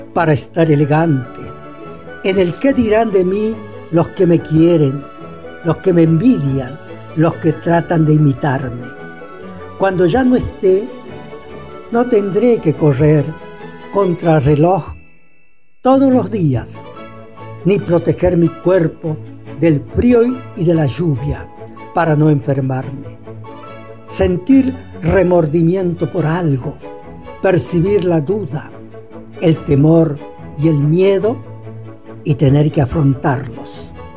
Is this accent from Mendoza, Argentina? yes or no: no; El Mistol, Santiago del Estero, Argentina; escritor santiagueño. Nací en el Mistol, departamento Robles, Santiago del Estero.